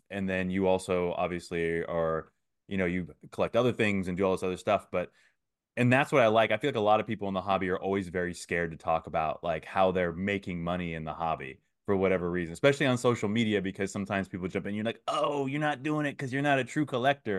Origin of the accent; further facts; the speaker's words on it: Antioch, California, United States; I was raised in Antioch